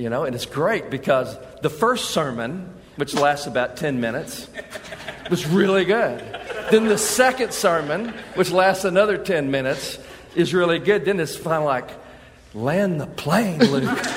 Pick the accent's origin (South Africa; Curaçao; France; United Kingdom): United Kingdom; England; I mean, I, we're English. We're old England.